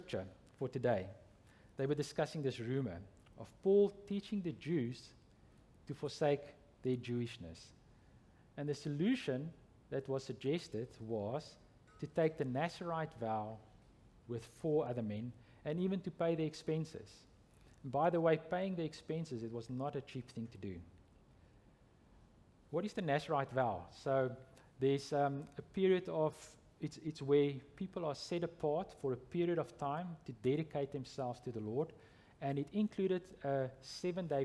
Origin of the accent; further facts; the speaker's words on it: South Africa; I'm from South Africa